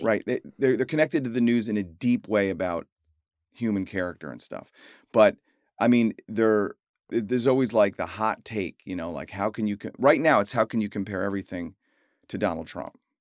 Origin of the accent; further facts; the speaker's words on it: Chicago, Illinois, United States; I grew up in Chicago